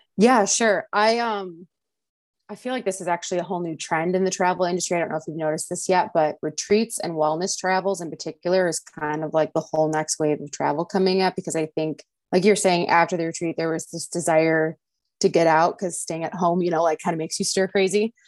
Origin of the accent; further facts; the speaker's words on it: the Midwest, Michigan, United States; I'm from the Midwest, I'm in Michigan